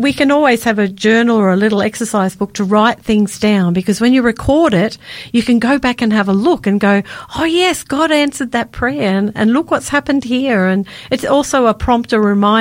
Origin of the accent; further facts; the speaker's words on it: Victoria, Australia; I grew up in Victoria